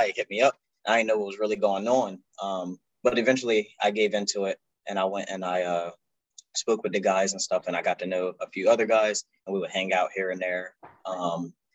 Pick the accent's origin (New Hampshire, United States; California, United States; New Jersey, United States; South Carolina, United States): New Jersey, United States; Salem; moved away as an adult; I'm from Salem, New Jersey